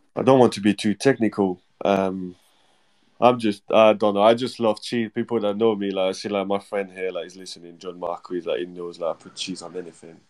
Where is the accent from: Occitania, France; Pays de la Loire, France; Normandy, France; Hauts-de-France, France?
Normandy, France; English is a second language; now in Bournemouth, United Kingdom; I'm like from Normandy